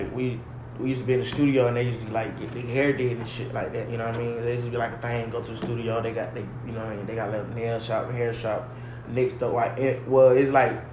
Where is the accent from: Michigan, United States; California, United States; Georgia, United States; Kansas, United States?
Georgia, United States; Atlanta; I'm from Atlanta. I was born in Capitol Home. Migrated to the east side